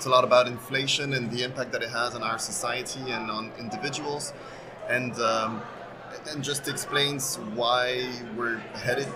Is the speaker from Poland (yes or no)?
yes; Poland; moved away; I'm half French, half Spanish, okay. But grew up in Poland, and now I just travel.